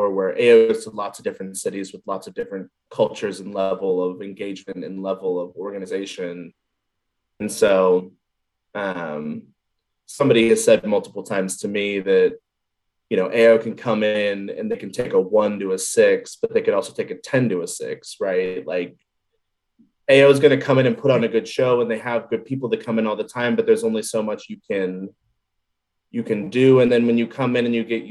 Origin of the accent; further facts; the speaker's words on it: Cincinnati, Ohio, United States; I am from Cincinnati. I have UC basketball season tickets. I haven't missed a UC basketball game when I've been in the city of Cincinnati since I was like five